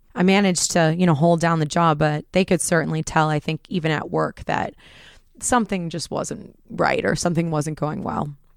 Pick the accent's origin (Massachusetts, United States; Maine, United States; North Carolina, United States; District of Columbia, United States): Massachusetts, United States; Groton; I grew up in Groton, Mass, so not a lot of bad things going on there